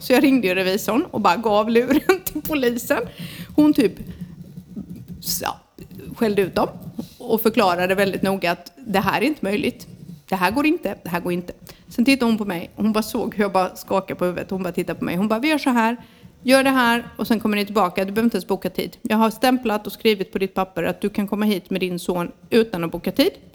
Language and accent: Swedish; Sweden; now in Spain; vi är svenskar också